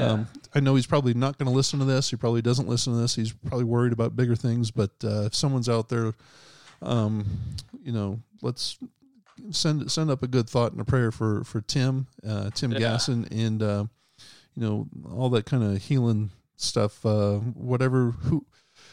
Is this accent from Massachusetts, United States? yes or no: yes; Boston, Massachusetts, United States; I'm from New England, born in Boston